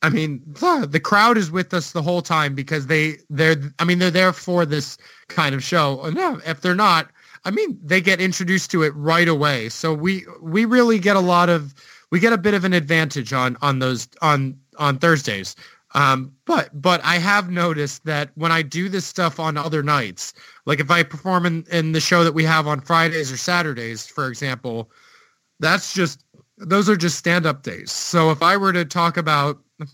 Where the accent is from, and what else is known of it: United States; moved away as an adult; now in Iceland